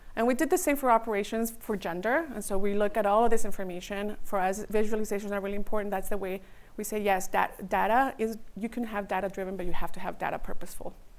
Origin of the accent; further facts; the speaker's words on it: Redwood City, California, United States; also born or lived in Mexico; my culture and my birthplace is in Mexico, but my hometown is Redwood City